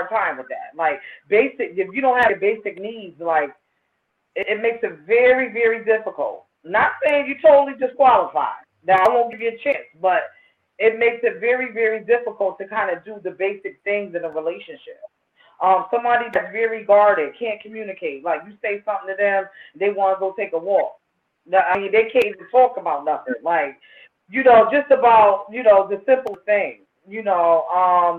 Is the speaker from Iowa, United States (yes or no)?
no; New Haven, Connecticut, United States; growing up in New Haven